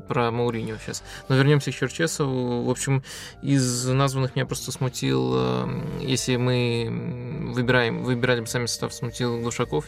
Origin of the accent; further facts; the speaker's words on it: Belarus; я из Беларуси